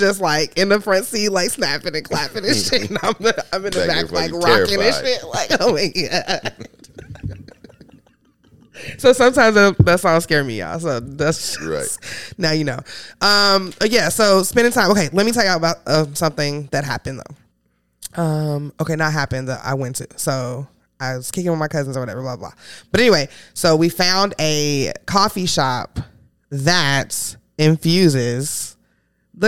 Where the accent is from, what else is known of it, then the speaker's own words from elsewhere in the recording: Chicago, Illinois, United States; moved away; I'm from the South Side, 102nd in Princeton.